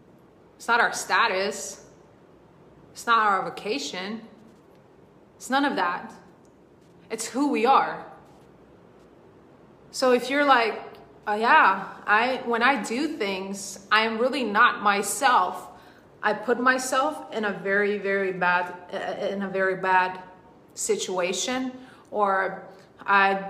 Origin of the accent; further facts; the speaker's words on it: Sweden; moved away as an adult; now in United States; I was born in Sweden. I grew up in Sweden. I was not born in Sweden. And I have been in the US for almost 10 years now.